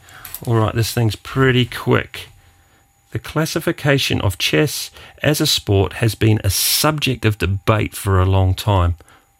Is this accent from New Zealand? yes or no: yes; Wellington, New Zealand; I come from the Wairarapa of New Zealand, which is actually the sheep shearing capital of the world.